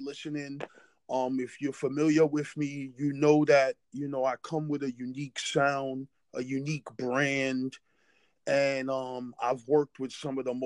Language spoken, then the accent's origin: English; New York City, New York, United States; now in Cincinnati, United States; I grew up in New York City. I currently stay in Cincinnati, but I am a New York native